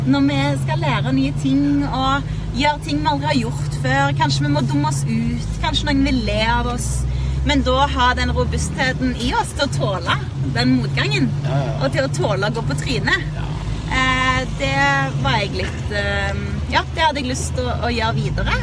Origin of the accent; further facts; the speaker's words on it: Sandnes, Rogaland, Norway; som bor i Sandnes, der jeg er fra